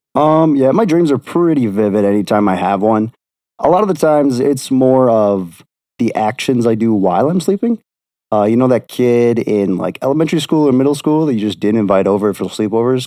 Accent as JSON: {"language": "English", "town": "Beloit", "region": "Wisconsin", "country": "United States", "also_born_or_lived": "Milwaukee, Wisconsin", "said": "I'm from Beloit, Wisconsin"}